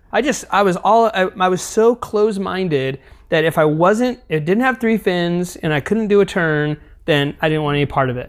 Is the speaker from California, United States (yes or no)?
yes; East Bay, California, United States; moved away as an adult; also born or lived in Maui, Hawaii / Santa Cruz, California; I grew up in the East Bay